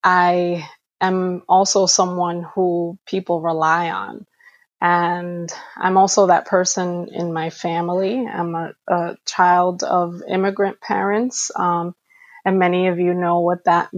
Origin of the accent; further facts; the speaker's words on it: New York City, New York, United States; I am Afro-Dominicana, born and raised in New York City